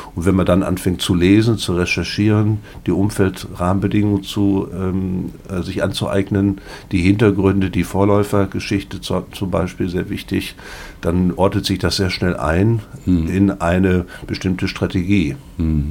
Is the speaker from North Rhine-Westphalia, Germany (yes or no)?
yes; Paderborn, North Rhine-Westphalia, Germany; Ich komme hier aus Paderborn